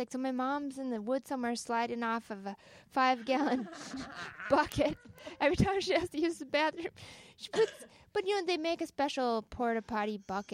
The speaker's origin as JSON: {"language": "English", "town": "Duluth", "region": "Minnesota", "country": "United States", "tie": "born or raised there", "said": "I grew up in the Duluth area. My folks are from Duluth"}